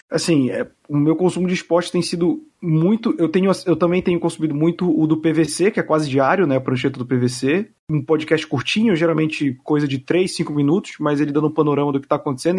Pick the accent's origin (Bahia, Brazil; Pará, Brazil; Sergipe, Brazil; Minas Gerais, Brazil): Pará, Brazil; Belém; now in São Paulo, Brazil; Eu moro em São Paulo, eu sou de Belém